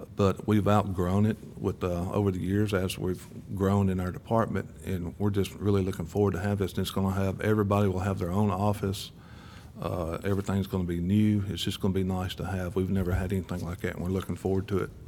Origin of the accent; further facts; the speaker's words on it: Murfreesboro, Tennessee, United States; I've lived here all my life